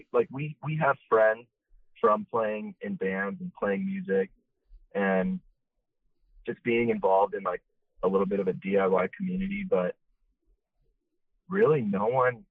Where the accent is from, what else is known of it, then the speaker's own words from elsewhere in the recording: South Orange County, California, United States; we grew up in South County